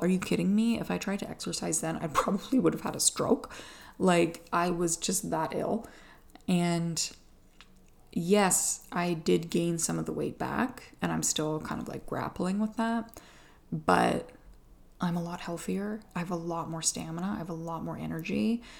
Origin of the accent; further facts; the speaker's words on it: Atlantic Canada, Canada; I'm from Atlantic Canada